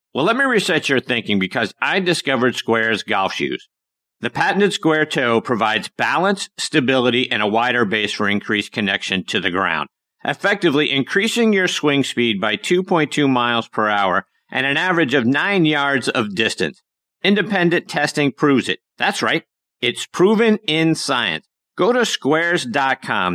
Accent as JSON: {"language": "English", "town": "Pittsburgh", "region": "Pennsylvania", "country": "United States", "tie": "born or raised there", "said": "my hometown of Pittsburgh, Pennsylvania"}